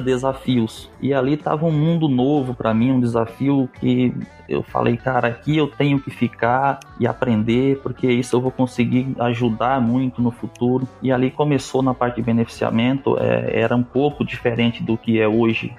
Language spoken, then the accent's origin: Portuguese; Northeast Region, Brazil; moved away as an adult; now in Mato Grosso, Brazil; eu sou nordestino